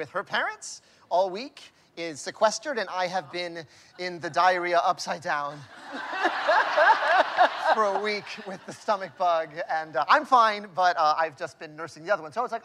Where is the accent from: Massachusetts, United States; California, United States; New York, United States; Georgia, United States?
New York, United States; also born or lived in Vega Alta, Puerto Rico; We grew up in New York, but we grew up on 200th Street, so we spoke Spanish in every business